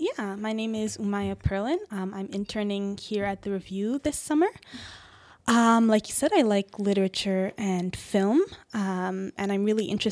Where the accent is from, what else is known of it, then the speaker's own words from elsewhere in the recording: Montreal, Quebec, Canada; born there; also born or lived in British Columbia / Ontario; Always inside Canada, but I was born in Montreal, then we moved to British Columbia, moved around a bit there, then we came back here to Ontario.